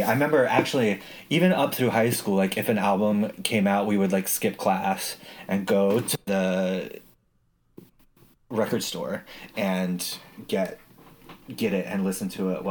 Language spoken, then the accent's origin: English; Utah, United States; Oh, no, I grew up in Utah